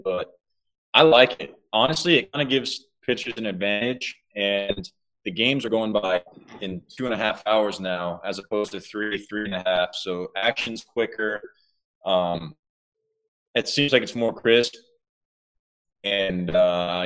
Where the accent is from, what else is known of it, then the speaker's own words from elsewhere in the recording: Georgia, United States; I'm from Georgia.